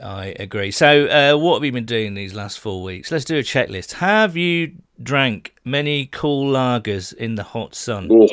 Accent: United Kingdom; we Brits

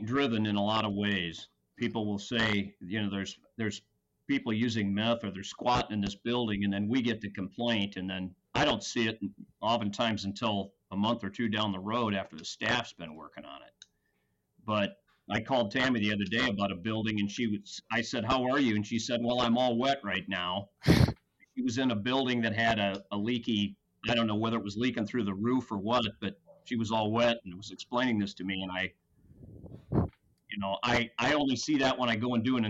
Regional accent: Clinton, Iowa, United States; Clinton's my hometown

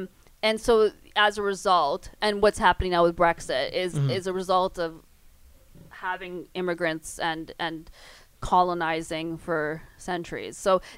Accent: Canada; I'm brown, I'm Canadian and brown

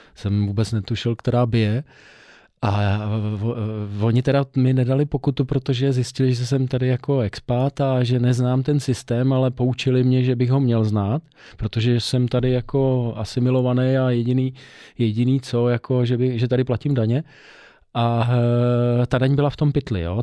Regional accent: Czechia; Já jsem samozřejmě Čech, ale já jsem Čechoslovák.

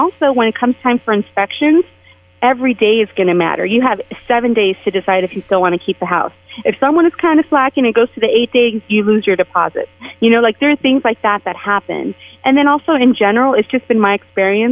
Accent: San Jose, California, United States; born or raised there; moved away as an adult; also born or lived in San Francisco; now in Las Vegas, United States

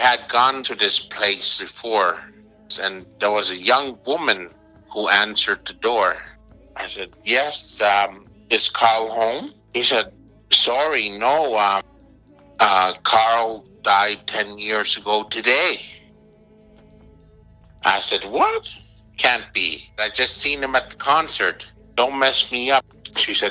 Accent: Montreal, Quebec, Canada; I'm from Montreal

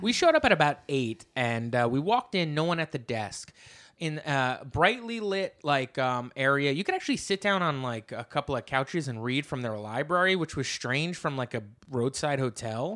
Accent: New Jersey, United States; now in New York City, United States; I come from Jersey, you know, and now I live in New York City

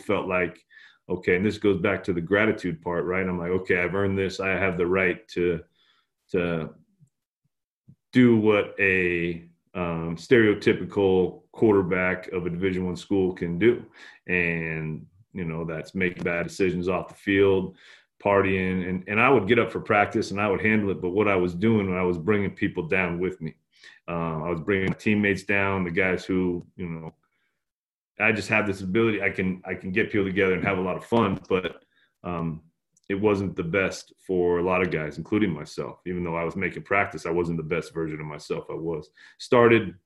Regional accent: San Francisco, California, United States; also born or lived in Daly City, California / Novato, California; I was born in Daly City, which is just south of San Francisco, lived in San Francisco for 10 or 11 years

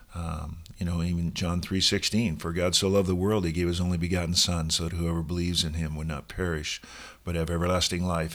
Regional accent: Seattle, Washington, United States; moved away as an adult; also born or lived in Oregon; now in Sun Valley, United States; I grew up in Seattle

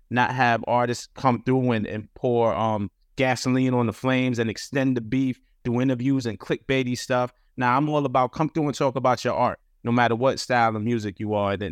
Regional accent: New York City, New York, United States; I'm from Brooklyn

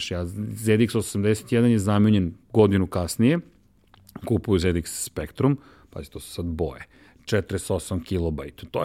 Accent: Belgrade, Serbia; also born or lived in Višegradska Street, Belgrade; I sad Zemunci me ne priznaju kao svog, jer nisam rođen u Zemunu, rođen sam u Višegradskoj, dakle, na strani ove, reke, sa ove strane reke i ti nisi Zemunac, ali si odrast u Zemunu.

